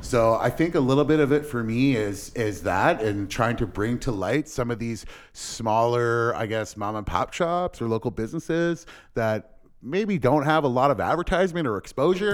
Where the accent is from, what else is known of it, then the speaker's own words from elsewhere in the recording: LaSalle, Ontario, Canada; also born or lived in Windsor, Ontario; I was born and raised here in Windsor, uh, in LaSalle, actually